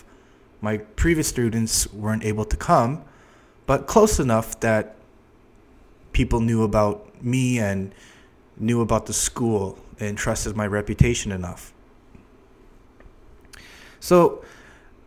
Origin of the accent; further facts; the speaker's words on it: Toronto, Ontario, Canada; moved away as an adult; now in Seoul, South Korea; I'm originally from Toronto, Canada